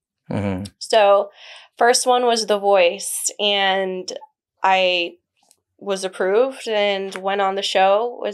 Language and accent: English; Dallas, Texas, United States; also born or lived in Guadalajara, Mexico; So I'm from Guadalajara, Jalisco. I moved to Dallas when I was 4 years old.